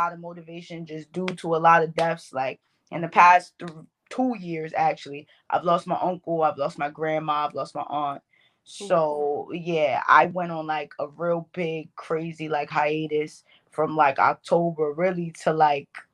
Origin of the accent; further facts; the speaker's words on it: New York, United States; accent: Bronx; I'm from New York. If y'all don't hear all the Bronx in my accent